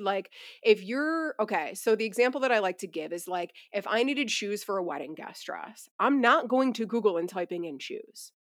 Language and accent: English; Buffalo, New York, United States; now in Asheville, United States; We're originally from Buffalo